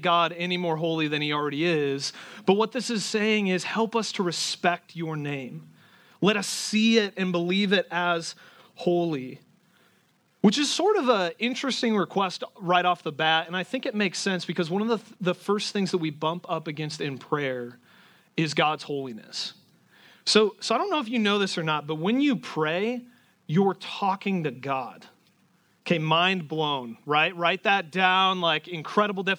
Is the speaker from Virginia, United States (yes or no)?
no; Garner, Iowa, United States; moved away; There's a lot of people here from my hometown. There's like a Garner, Iowa pipeline in this church